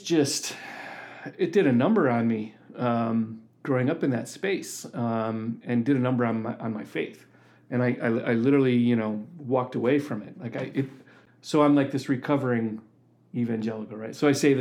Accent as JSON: {"language": "English", "town": "Wheaton", "region": "Illinois", "country": "United States", "tie": "born or raised there", "moved": "yes", "lives_now": "Michigan, United States", "said": "I grew up in Wheaton, Illinois"}